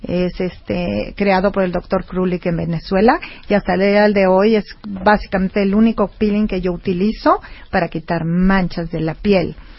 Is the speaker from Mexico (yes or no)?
yes; Mexico; somos mexicanos